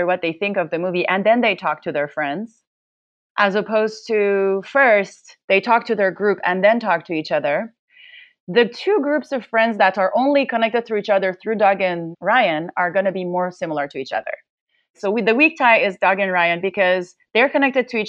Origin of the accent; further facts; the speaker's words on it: Tehran, Tehran Province, Iran; moved away as an adult; also born or lived in Netherlands / Berlin, Germany / Princeton, United States; now in United States; I'm originally from Tehran, Iran, and I did my undergrad in computer science